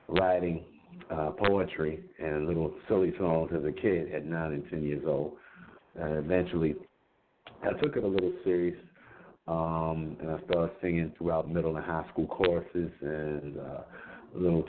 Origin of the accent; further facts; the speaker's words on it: Richmond, Virginia, United States; moved away as an adult; also born or lived in Washington, D.C.; now in Brooklyn, New York, United States; I was born and raised in Richmond, Virginia